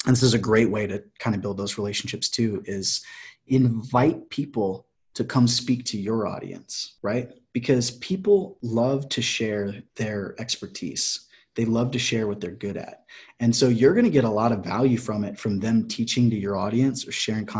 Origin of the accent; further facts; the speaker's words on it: Clear Lake, United States; moved away; back home in Clear Lake